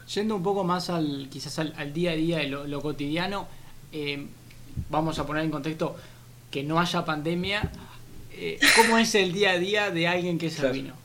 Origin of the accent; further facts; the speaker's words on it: Uruguay; Yo, soy uruguayo